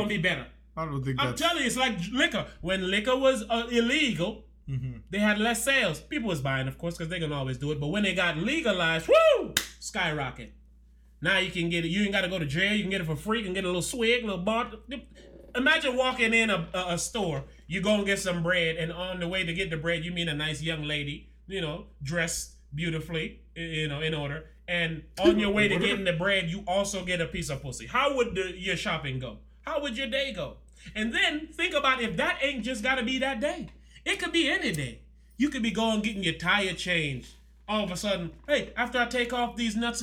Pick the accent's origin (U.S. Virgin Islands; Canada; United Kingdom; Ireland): U.S. Virgin Islands; I'm from St. Thomas. I get the accent.